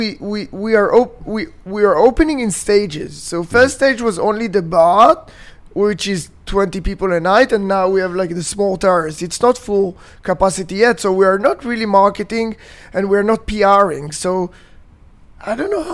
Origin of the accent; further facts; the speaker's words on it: Tel Aviv, Tel Aviv District, Israel; I'm born and raised in Tel Aviv.